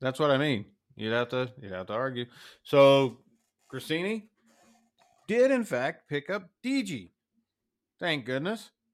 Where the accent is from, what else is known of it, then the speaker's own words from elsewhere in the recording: United States; as an American